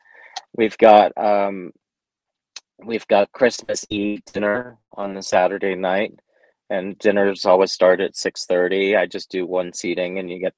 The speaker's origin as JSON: {"language": "English", "region": "Texas", "country": "United States", "tie": "born or raised there", "moved": "as an adult", "lives_now": "New Mexico, United States", "said": "I was born in Texas, and so I went to East Texas State"}